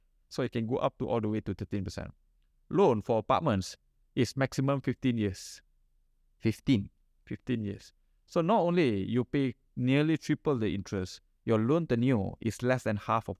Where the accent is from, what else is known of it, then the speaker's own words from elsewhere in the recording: Malaysia; But we are actually very fortunate as Malaysian. Very, very, very fortunate as Malaysian.